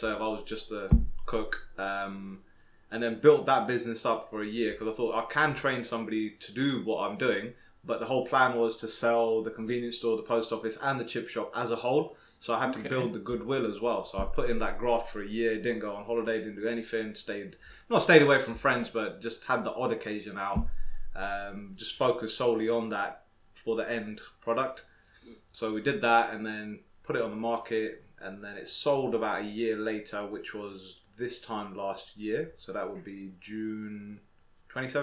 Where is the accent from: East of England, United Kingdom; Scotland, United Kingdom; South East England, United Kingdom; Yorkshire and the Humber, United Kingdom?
South East England, United Kingdom; Slough; I'm originally from London, Slough Town